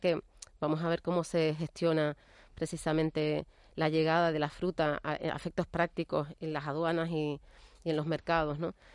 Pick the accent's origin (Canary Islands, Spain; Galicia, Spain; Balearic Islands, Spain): Canary Islands, Spain; Nosotros como canarios